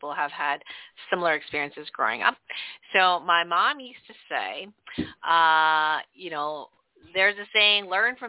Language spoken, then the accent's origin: English; Canada; also born or lived in northern New York; now in New York, United States; we grew up in Canada